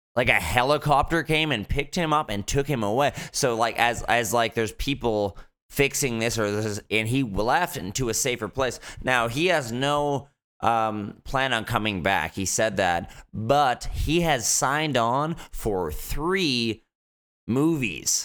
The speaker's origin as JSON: {"language": "English", "town": "Fort McMurray", "region": "Alberta", "country": "Canada", "tie": "born or raised there", "moved": "yes", "lives_now": "Vancouver, Canada", "said": "growing up in Fort Mac"}